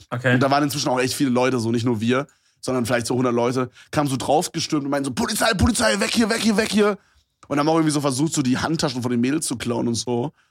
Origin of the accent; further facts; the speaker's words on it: Brandenburg, Germany; die Stadt, wo ich herkomme, ist sowieso super strange.